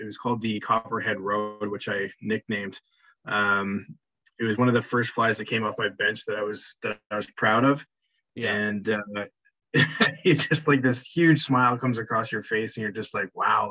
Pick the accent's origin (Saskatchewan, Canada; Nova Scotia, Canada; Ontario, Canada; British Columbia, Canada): British Columbia, Canada; Vancouver; We were born and raised in Vancouver